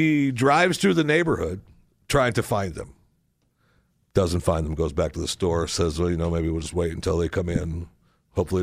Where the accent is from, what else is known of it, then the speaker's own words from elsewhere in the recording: Michigan, United States; When I grew up in Michigan